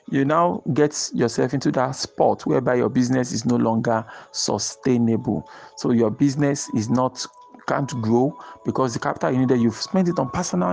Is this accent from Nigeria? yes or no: yes; Nigeria; as a Nigerian, a business owner